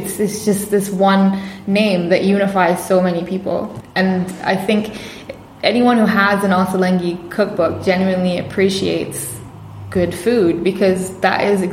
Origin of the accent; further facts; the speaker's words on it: Bahrain; moved away as an adult; now in London, United Kingdom; I'm from Bahrain. I was born and raised in Bahrain